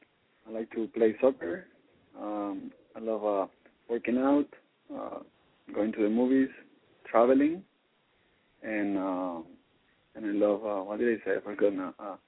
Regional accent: Colombia; English is a second language; moved away as an adult; now in United States; I'm from Colombia. I've been living here for like 4 years, and I really like the United States.

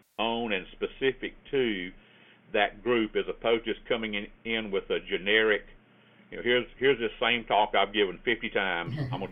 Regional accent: the South, United States; accent: Southern; South because they talk like I do, most of them, anyway. But when I'm in other places, they'll say, where are you from? Meaning, where is that accent from?

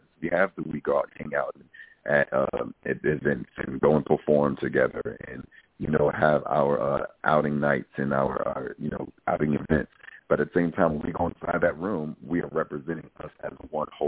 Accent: New York City, New York, United States; I come from Brooklyn, New York

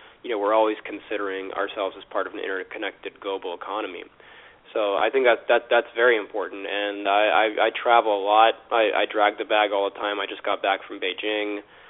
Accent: Albuquerque, New Mexico, United States; born or raised there; also born or lived in St. Petersburg, Russia

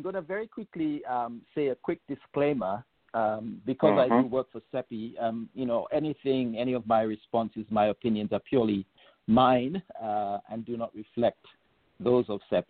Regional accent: Gambia; also born or lived in England, United Kingdom; So I grew up in England for the first 10 years of my life. And then I spent my high school years in Gambia.

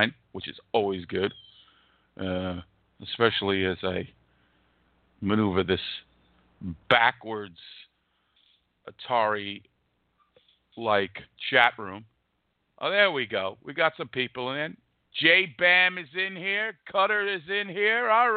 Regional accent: United States; growing up in the States

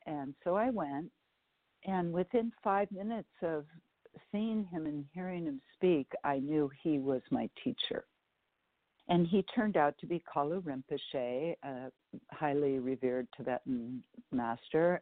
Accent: San Francisco Bay Area, California, United States; I was raised in the Bay Area, in uh, San Francisco Bay Area

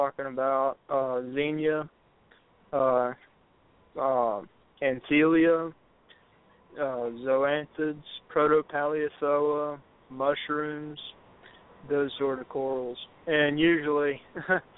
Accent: the South, United States; I'm from the South

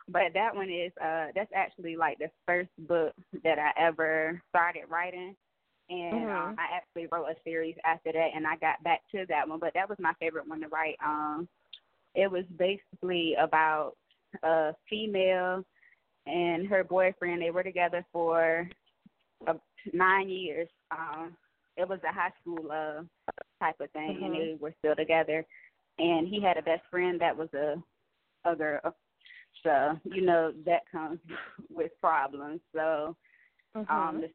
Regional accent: Virginia Beach, Virginia, United States; I'm from Virginia Beach

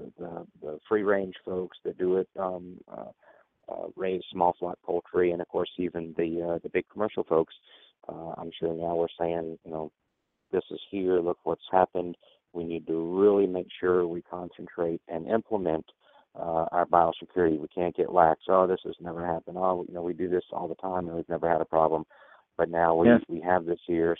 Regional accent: Georgia, United States; I'm born and raised in Georgia

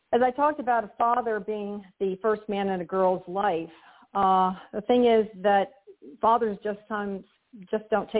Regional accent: Hialeah, Florida, United States; I was born in Hialeah, Florida

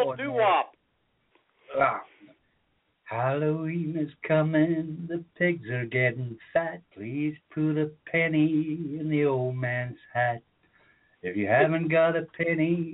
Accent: Edinburgh, Scotland, United Kingdom; when we were kids, we sort of targeted the more affluent areas of Edinburgh

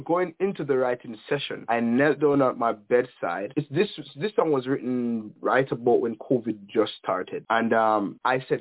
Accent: Falmouth, Trelawny, Jamaica; moved away as an adult; also born or lived in Montego Bay, Jamaica / Mandeville, Jamaica; now in Canada; I was born in Montego Bay, Jamaica, grew up in Falmouth, Trelawney, where I went to school and where I went to church

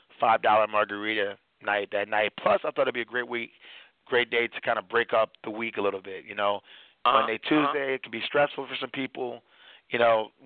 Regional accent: Washington, District of Columbia, United States; now in Miami, United States; I'm from Washington, D.C. area, where that type of stuff happens all the time

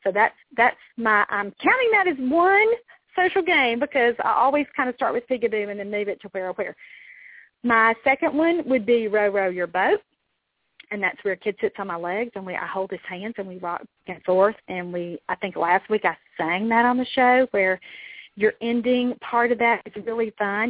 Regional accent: Mississippi, United States; deep south. I'm from Mississippi

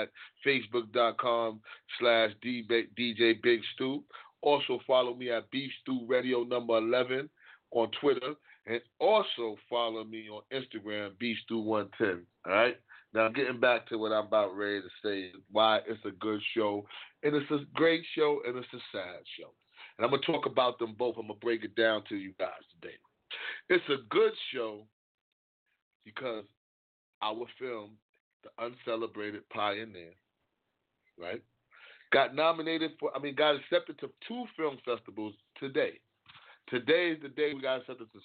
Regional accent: New York City, New York, United States; I am from East Harlem. Grew up right down the block from Schaumburg Plaza

